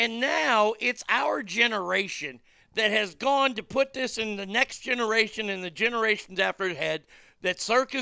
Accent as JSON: {"language": "English", "town": "Garland", "region": "Texas", "country": "United States", "tie": "born or raised there", "said": "my hometown of Garland"}